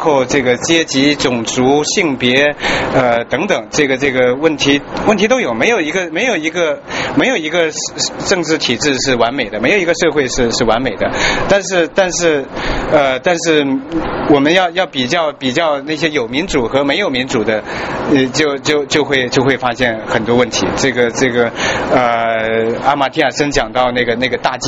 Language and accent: Chinese; China; 我们作为中中国人，作为华人，我们希望这个这个呃这一次历史的大呃大关头